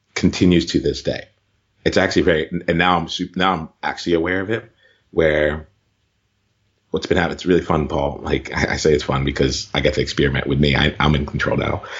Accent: Camden, New Jersey, United States; I grew up in right outside of Camden, New Jersey

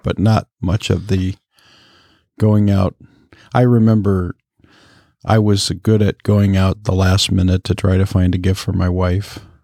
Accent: Michigan, United States; I grew up in Michigan

